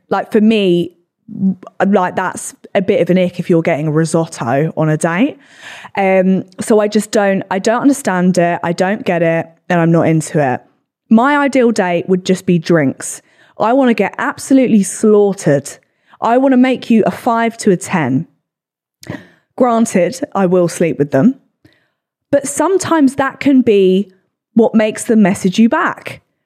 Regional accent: England, United Kingdom; we're English

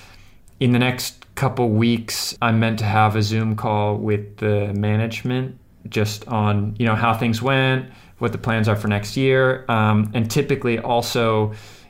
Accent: United States; stick out like a sore thumb as an American there.

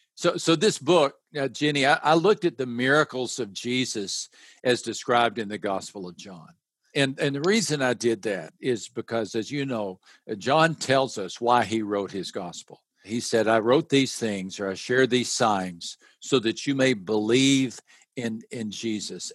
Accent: West Texas, United States; I grew up in West Texas

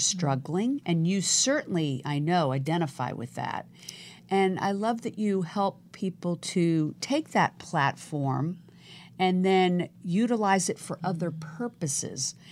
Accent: right outside DC, Virginia, United States; now in Los Angeles, United States; I was born right outside D C

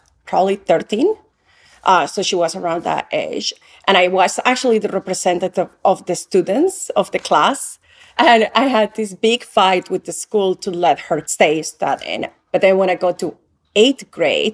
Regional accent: Yopal, Casanare, Colombia; moved away; I grew up in a small town called Yopal in the state of Casanare

